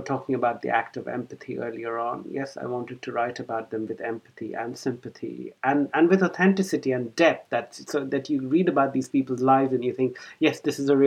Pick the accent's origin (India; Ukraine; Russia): India; Kolkata, West Bengal; moved away as an adult; also born or lived in Cambridge, United Kingdom; now in London, United Kingdom; I was born in Calcutta in India, and I went to school there